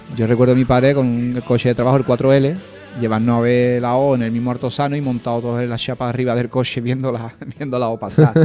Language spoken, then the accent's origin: Spanish; Seville, Andalusia, Spain; mi infancia en el Parque Arcosa